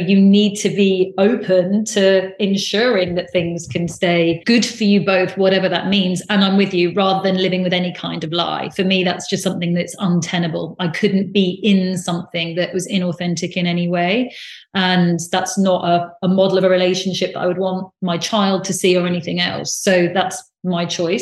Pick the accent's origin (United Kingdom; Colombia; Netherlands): United Kingdom; also born or lived in United States; I'm very British, and I lived in America